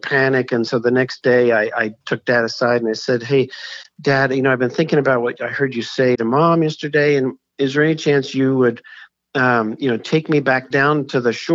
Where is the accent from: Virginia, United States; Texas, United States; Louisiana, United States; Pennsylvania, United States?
Pennsylvania, United States; Philadelphia; I grew up in Philadelphia